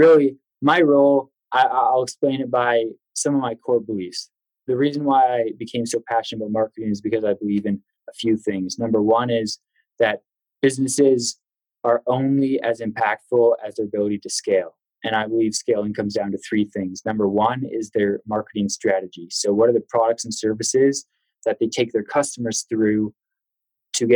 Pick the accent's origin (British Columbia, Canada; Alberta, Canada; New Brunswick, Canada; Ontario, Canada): British Columbia, Canada; Vancouver; moved away as an adult; also born or lived in Denver, United States; now in United States; Originally, I'm from Vancouver, Canada. So that brought me to the United States